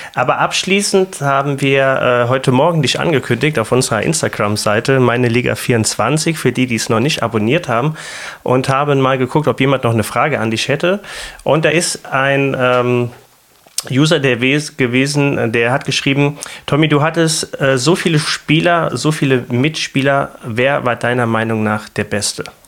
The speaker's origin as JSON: {"language": "German", "country": "Germany", "said": "an uns Deutschen, an unserer Art, wie wir als Deutsche sind"}